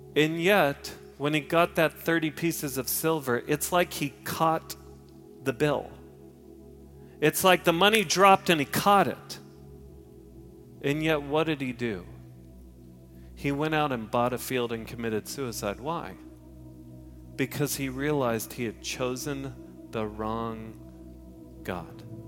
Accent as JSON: {"language": "English", "area": "Park Cities", "region": "Texas", "country": "United States", "tie": "born or raised there", "said": "I grew up in the Park Cities."}